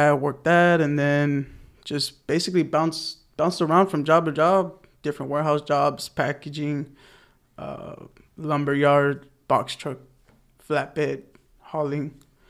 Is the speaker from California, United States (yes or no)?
yes; Los Angeles, California, United States; moved away as an adult; also born or lived in Alabama; I'm the oldest of four, born and raised in the San Fernando Valley.